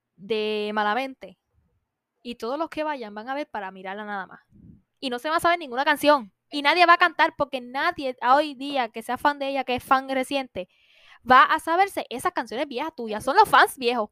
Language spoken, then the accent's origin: Spanish; Puerto Rico; nosotros somos de Puerto Rico